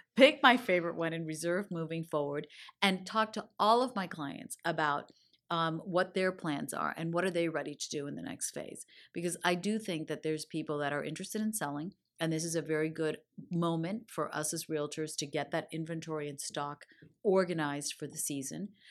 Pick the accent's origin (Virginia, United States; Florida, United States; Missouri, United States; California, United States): Florida, United States; Miami; growing up in Miami.